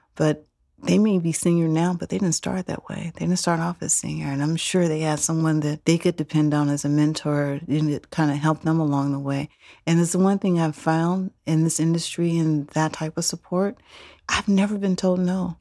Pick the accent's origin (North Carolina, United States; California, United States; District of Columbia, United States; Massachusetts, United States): California, United States; Oakland; I grew up here in Oakland. East Oakland